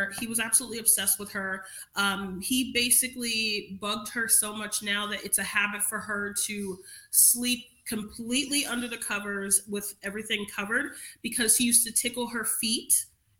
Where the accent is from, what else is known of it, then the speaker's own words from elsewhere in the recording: New York City, New York, United States; moved away as an adult; now in Marietta, Ohio, United States; I grew up in Crown Heights, Brooklyn